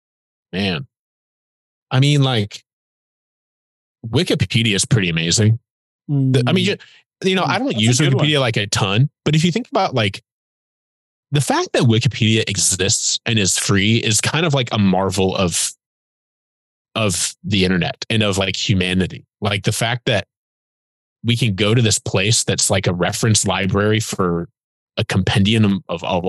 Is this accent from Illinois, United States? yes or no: no; Fort Wayne, Indiana, United States; I was born and raised in Fort Wayne, Indiana, which is up in the north